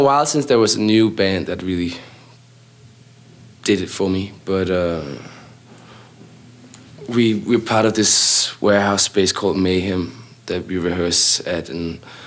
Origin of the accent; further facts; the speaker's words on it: Copenhagen, Capital Region of Denmark, Denmark; we've all known each other since we were roughly 11 or 12 or so, and just we're all kids from Copenhagen